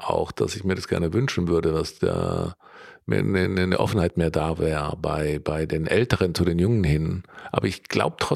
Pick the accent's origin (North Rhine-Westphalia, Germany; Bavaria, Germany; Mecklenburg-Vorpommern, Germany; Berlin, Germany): Bavaria, Germany; Allgäu; ich komme da aus der Gegend